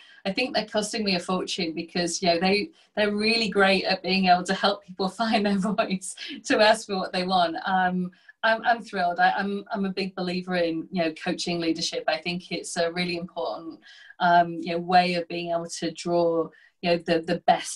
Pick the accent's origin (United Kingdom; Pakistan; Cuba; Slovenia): United Kingdom; the north of England; my hometown, which is a small, you know, industrial town in the north of England